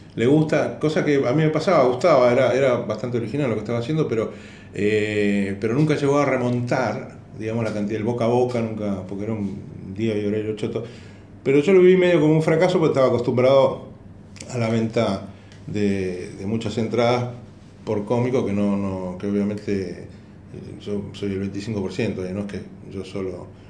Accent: Argentina; yo vengo de Argentina

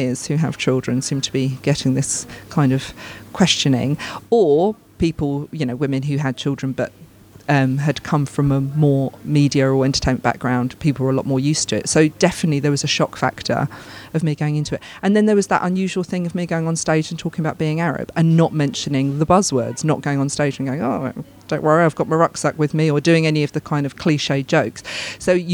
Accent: United Kingdom; I'm British. I'm very, very proud, very, very proud of being British

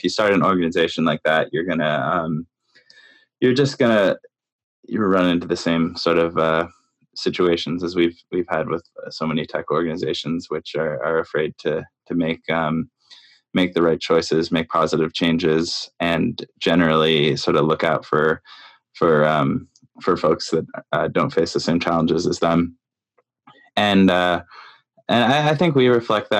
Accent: Canada; now in New York, United States; I live in New York, and I'm from Canada originally.

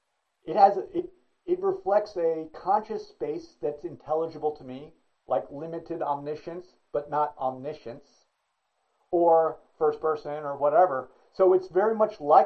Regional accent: United States; I'm an American, US, whatever

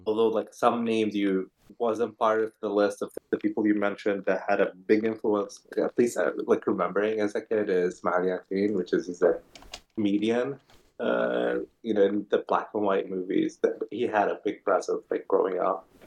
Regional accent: Kuwait; moved away; growing up in Kuwait

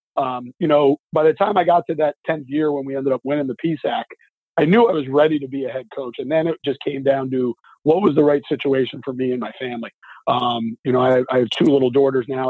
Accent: New Jersey, United States; now in Bethlehem, United States; when I was a little kid from coming from New Jersey

